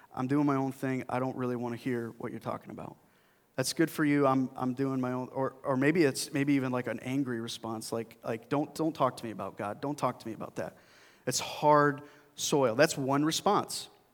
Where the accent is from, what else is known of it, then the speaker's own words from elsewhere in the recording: Burlington Flats, New York, United States; now in Greece, New York, United States; I grew up in a little town called Burlington Flats.